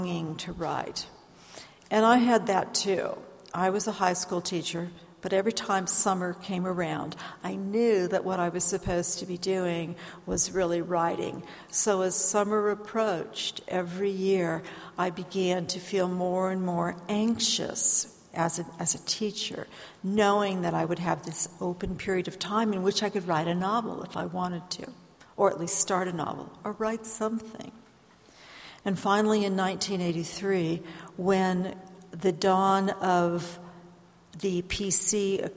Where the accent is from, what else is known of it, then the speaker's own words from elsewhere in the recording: San Francisco Bay Area, California, United States; moved away as an adult; also born or lived in Ohio; now in Pacific Northwest, United States; I was born in Ohio. I grew up in the San Francisco Bay Area.